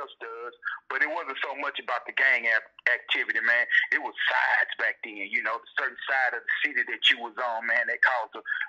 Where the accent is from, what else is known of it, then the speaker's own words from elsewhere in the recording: Houston, Texas, United States; born and raised in Houston, Texas